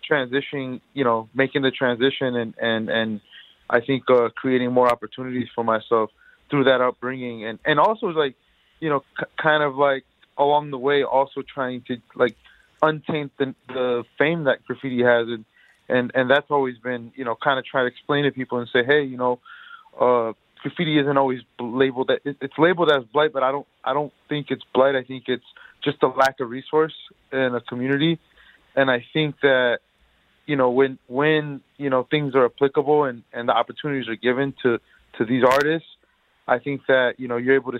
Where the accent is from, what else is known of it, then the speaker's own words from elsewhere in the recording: Detroit, Michigan, United States; I grew up in Detroit my whole life